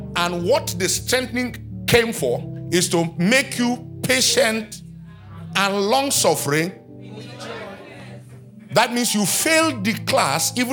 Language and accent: English; Nigeria; born or raised there